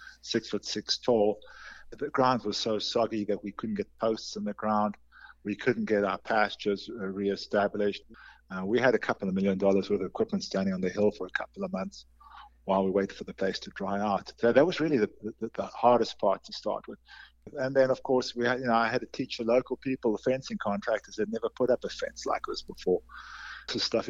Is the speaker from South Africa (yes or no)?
yes; South Africa; moved away as an adult; also born or lived in North Carolina; now in York, United States; I'm originally from South Africa